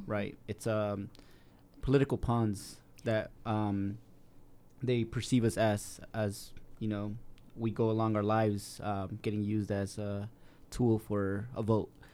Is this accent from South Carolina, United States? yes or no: no; South Salt Lake, Utah, United States; I was raised in South Salt Lake